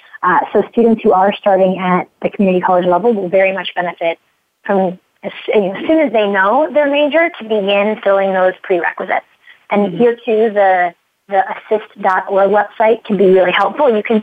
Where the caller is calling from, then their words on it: Palo Alto, California, United States; And I'm calling you from Palo Alto in the heart of Silicon Valley.